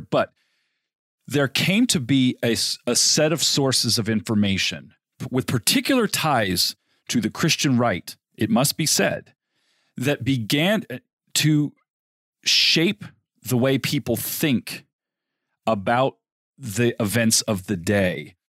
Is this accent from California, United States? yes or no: yes; Southern California, United States; I grew up in Southern California